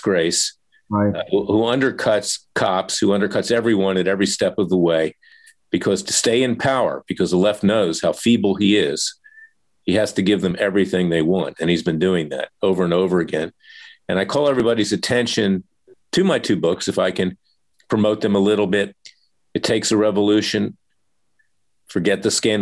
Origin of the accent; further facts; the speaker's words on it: Florida, United States; my home state of Florida